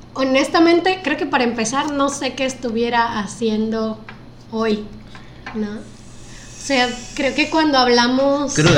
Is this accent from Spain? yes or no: no; Guerrero, Mexico; somos dos costeños enamorados de Acapulco